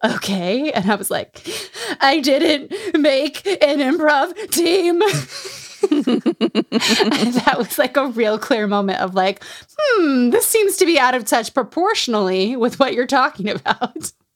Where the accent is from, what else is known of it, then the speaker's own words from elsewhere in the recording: Utah, United States; Growing up in Utah